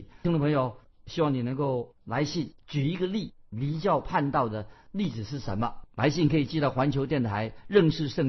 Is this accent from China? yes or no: yes; China; 不要说我们中国人说就拍马屁